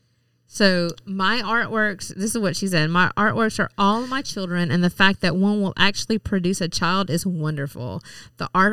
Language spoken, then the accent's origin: English; Mississippi, United States; I'm from Mississippi